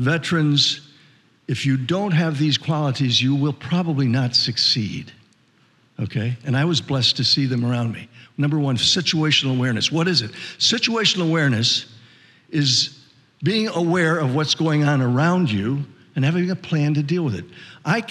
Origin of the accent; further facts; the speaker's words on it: San Antonio, Texas, United States; in 1943, I was born in San Antonio, Texas